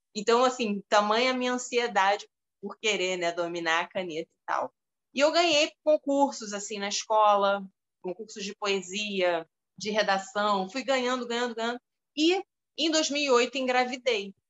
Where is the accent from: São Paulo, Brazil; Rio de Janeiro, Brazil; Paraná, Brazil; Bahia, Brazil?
Rio de Janeiro, Brazil; eu nasci aqui no Rio